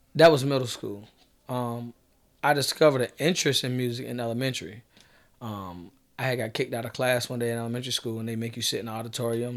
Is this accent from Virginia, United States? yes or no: yes; Norfolk, Virginia, United States; growing up in Norfolk